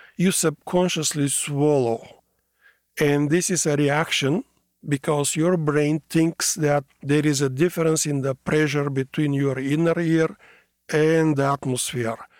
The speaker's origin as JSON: {"language": "English", "country": "Bulgaria", "tie": "born or raised there", "also_born_or_lived": "Sofia, Bulgaria", "moved": "as an adult", "lives_now": "Washington, United States", "said": "I'm born in a small country in Southeast Europe called Bulgaria"}